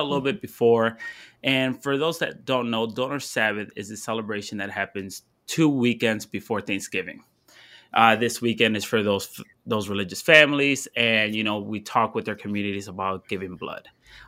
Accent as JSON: {"language": "English", "town": "Ann Arbor", "region": "Michigan", "country": "United States", "said": "I'm right here from Ann Arbor, Michigan. I'm here in Ann Arbor. I'm Go Blue, Maize and Blue."}